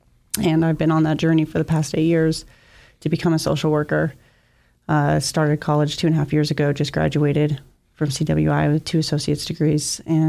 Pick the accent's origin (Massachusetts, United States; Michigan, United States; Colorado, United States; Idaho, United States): Idaho, United States; Twin Falls; moved away as an adult; now in Boise, United States; I grew up in Twin Falls and moved here about 8 years ago. And I lived in a halfway house when I moved here, and I had 11 female roommates at the time